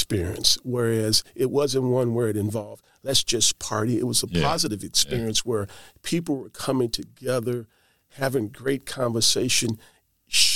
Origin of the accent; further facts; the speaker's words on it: East St. Louis, Illinois, United States; I come from East St. Louis, and I was the only kid to go to college and to be pretty much fostered in a home